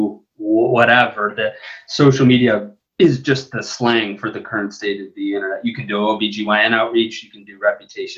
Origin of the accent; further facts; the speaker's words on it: Buffalo, New York, United States; I said I was from the Midwest because I'm from Buffalo, New York